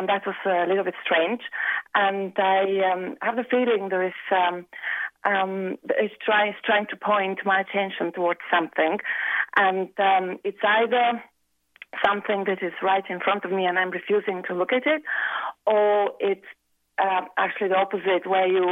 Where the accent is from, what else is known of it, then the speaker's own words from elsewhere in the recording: Bulgaria; now in Ireland; And I live in Ireland at the moment, but actually I'm from Bulgaria.